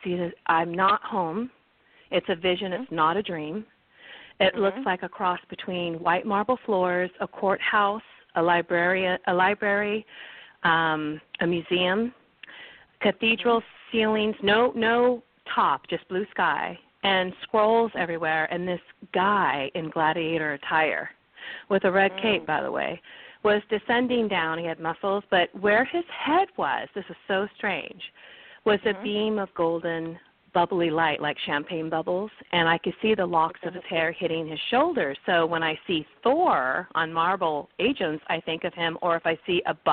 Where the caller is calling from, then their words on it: California, United States; I'm calling from California this morning